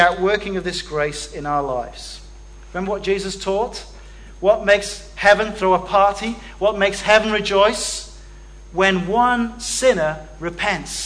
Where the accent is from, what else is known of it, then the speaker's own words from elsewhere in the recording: Wales, United Kingdom; as a Welshman